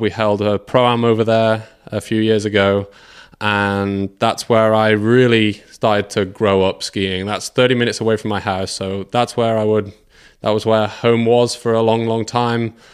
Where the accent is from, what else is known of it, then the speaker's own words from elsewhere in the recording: England, United Kingdom; I, like a lot of kids in England, we s, skied in winter breaking the ice.